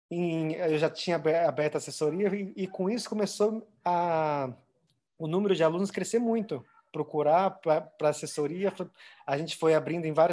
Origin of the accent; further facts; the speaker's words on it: Avaré, São Paulo, Brazil; Avaré é lá na minha cidade, interior